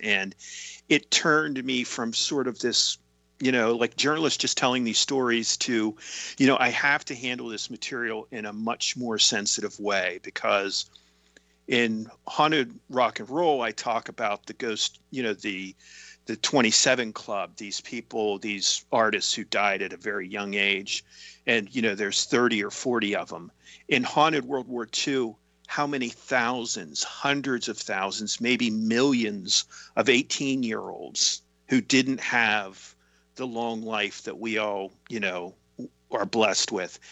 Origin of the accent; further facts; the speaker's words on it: Tyrone, Pennsylvania, United States; my hometown of Tyrone, Pennsylvania